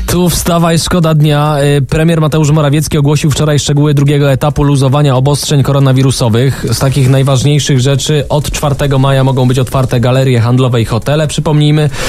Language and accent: Polish; Tomaszów Mazowiecki, Łódź Voivodeship, Poland; ja jestem z Tomaszowa mhm. Mazowieckiego